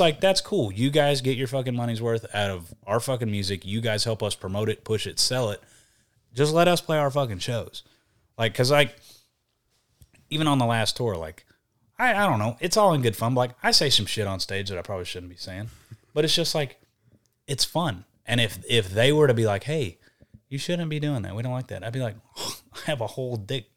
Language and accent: English; Texas, United States; accent: Southern; I'm from Texas